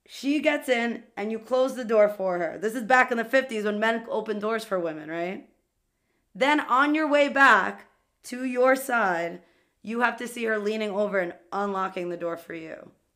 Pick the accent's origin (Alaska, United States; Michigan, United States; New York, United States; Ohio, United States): New York, United States; New York City; I'm from Queens